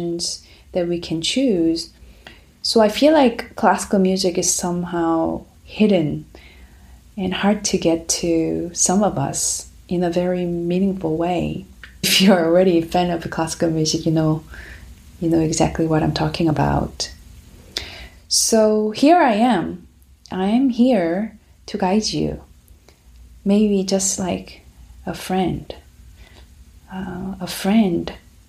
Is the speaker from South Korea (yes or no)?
yes; Busan, South Korea; accent: Korean; first language Korean; English is a second language; moved away as an adult; now in United States; So I'm from South Korea. I grew up there in Busan, which is second biggest city in South Korea